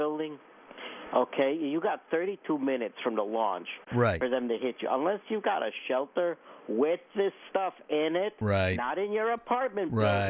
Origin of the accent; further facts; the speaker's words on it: Los Angeles, California, United States; I partially grew up in Los Angeles.